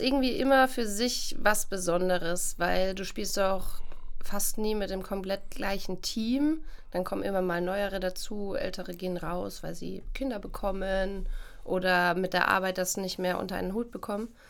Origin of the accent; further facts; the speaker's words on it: Coburg, Bavaria, Germany; now in Cologne, Germany; ich komme eigentlich aus Bayern